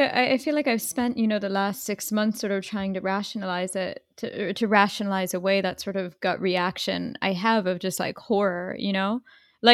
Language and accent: English; Boca Raton, Florida, United States; default, it was growing up in Boca.